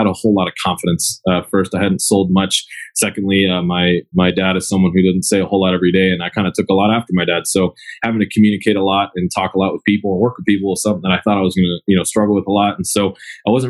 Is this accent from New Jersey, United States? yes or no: no; Agoura Hills, California, United States; I was born and raised in Agoura Hills